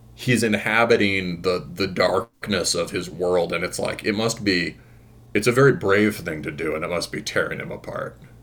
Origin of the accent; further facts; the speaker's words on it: Midwest, United States; I'm I'm from the Midwest